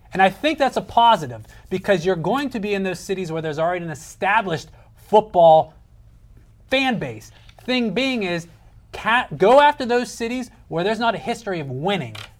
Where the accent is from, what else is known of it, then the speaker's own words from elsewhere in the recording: Pittsburgh, Pennsylvania, United States; because we're from Pittsburgh